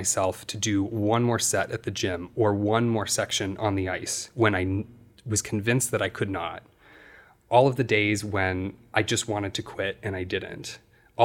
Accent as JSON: {"language": "English", "region": "Iowa", "country": "United States", "tie": "born or raised there", "said": "I was a kid from Iowa trying to play football and soccer and do what all the other boys in my community did"}